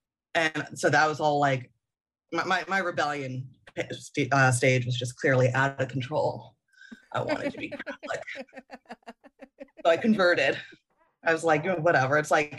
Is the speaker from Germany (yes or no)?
yes; Germany; So I grew up overseas in West Germany in the 80s, excuse me, and I didn't have a lot of interaction with any other faiths.